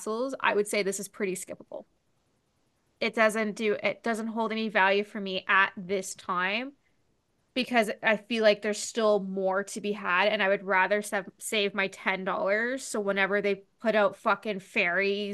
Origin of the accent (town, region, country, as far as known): Ontario, Canada